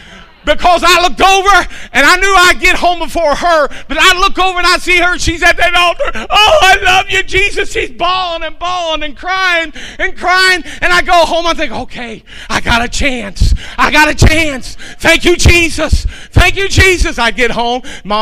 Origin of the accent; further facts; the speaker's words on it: Kentucky, United States; I'm from Kentucky